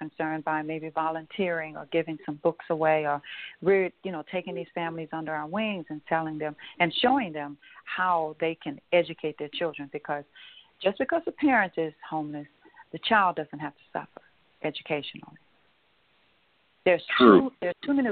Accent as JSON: {"language": "English", "region": "Louisiana", "country": "United States", "tie": "born or raised there", "said": "here in Louisiana, Baton Rouge, and in my hometown as well"}